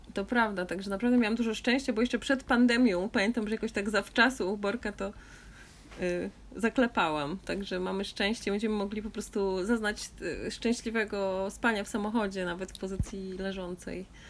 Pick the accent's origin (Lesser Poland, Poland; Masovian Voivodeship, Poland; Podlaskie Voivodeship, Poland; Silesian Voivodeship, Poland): Podlaskie Voivodeship, Poland; Augustów; się urodziłam w Augustowie